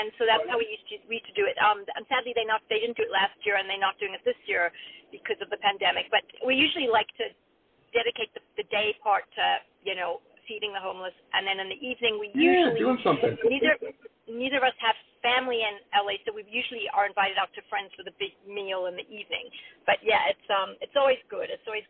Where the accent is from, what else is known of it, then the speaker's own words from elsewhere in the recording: Australia; also born or lived in Zimbabwe; But I grew up in Africa, Zimbabwe and Australia, and neither know what Thanksgiving is.